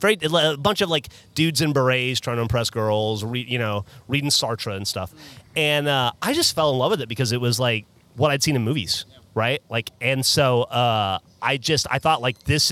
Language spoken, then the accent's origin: English; Alabama, United States; moved away as an adult; also born or lived in Columbia, South Carolina; now in Austin, United States; growing up in Alabama and just having there be nothing cool to explore